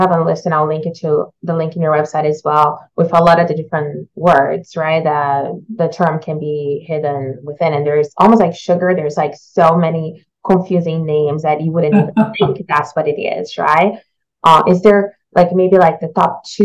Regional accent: Brazil; now in Canada; As a child growing up in Brazil

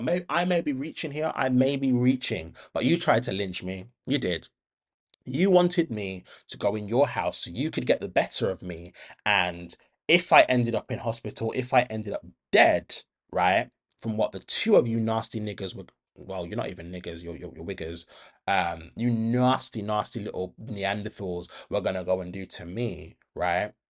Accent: Birmingham, West Midlands, United Kingdom; I was raised in Handsworth

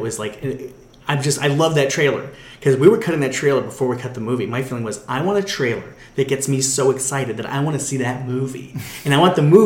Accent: Orange County, California, United States; I grew up in Orange County

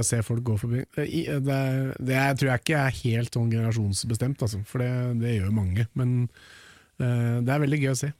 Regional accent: Norway; født og oppvokst i Norge

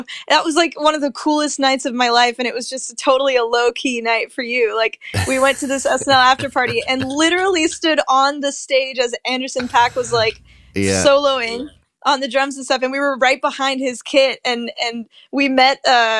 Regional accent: Spain; also born or lived in Europe / Asia / Middle East; So I grew up mostly in Spain to a Spanish dad, and my mom's from the States.

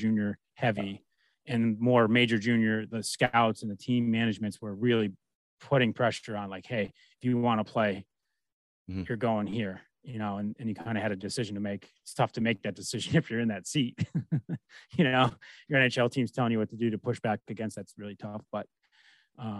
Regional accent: United States

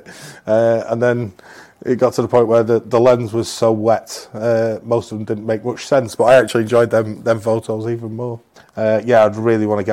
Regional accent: Manchester, North West England, United Kingdom; I was very proud to be from here, you know, and it's a case of, you know, Mancunians do have a certain pride

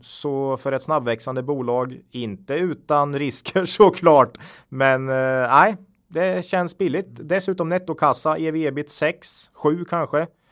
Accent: Östergötland, Sweden; accent: östgötska; vi får ju lite skit för vår dialekt ibland

